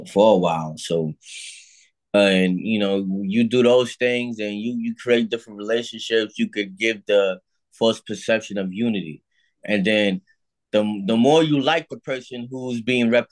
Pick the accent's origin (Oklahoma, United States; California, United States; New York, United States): New York, United States; New York City; also born or lived in Harlem, New York / New Rochelle, New York; I grew up in the Bronx, New York.